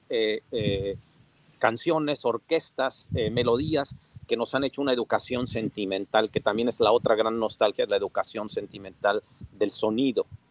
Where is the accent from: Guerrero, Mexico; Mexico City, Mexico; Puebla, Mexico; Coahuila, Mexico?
Puebla, Mexico; lo digo como poblano